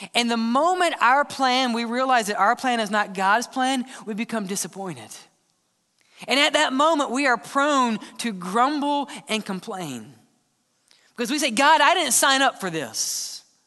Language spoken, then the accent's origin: English; Mississippi, United States; I'm from Mississippi